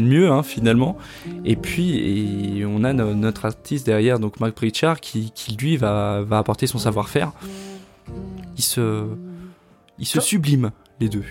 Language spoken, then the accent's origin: French; Haute-Savoie, Auvergne-Rhône-Alpes, France; on vient d'Haute-Savoie